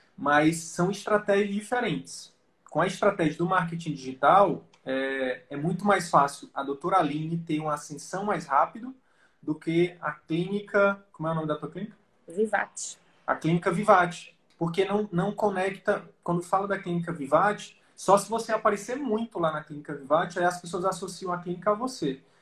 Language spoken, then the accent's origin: Portuguese; Piauí, Brazil; moved away; eu sempre sonhei em fazer medicina e voltar pra, pro meu interior lá do Piauí